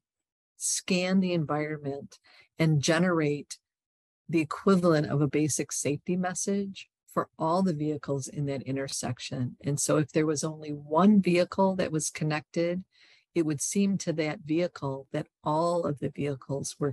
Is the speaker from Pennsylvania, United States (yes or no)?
no; Michigan, United States; I'm from Michigan.